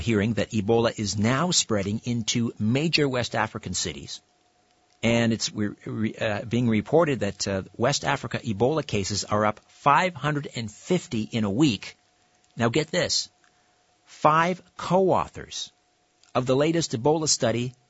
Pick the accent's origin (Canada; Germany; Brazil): Canada; Brantford, Ontario; Brantford's my hometown.